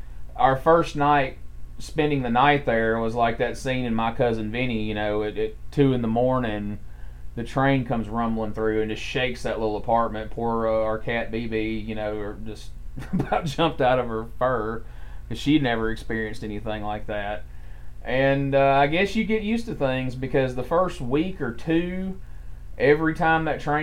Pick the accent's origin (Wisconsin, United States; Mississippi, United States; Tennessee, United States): Mississippi, United States; now in Alabama, United States; I'm from Mississippi, and we've both lived in Alabama together now for quite a few years